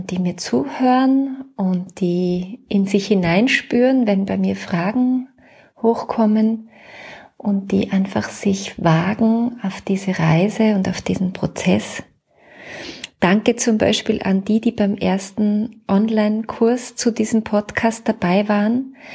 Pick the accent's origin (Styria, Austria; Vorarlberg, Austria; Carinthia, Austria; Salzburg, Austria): Salzburg, Austria; now in Vienna, Austria; also ich bin ja Salzburgerin, aber schon lange in Wien